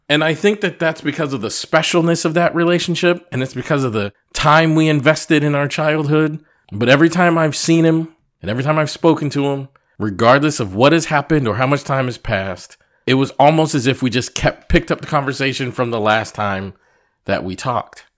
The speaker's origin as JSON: {"language": "English", "region": "Massachusetts", "country": "United States", "tie": "born or raised there", "moved": "yes", "said": "I grew up in Massachusetts"}